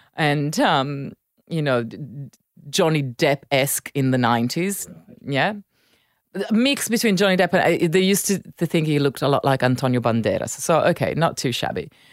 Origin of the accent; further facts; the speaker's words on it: Milan, Lombardy, Italy; English is a second language; moved away; grew up in Milan. I, I spent time in Naples